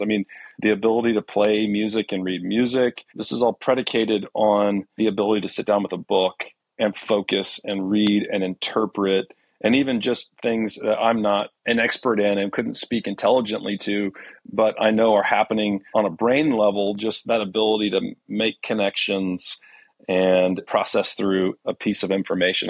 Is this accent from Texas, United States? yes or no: yes; Houston, Texas, United States; I was born in Houston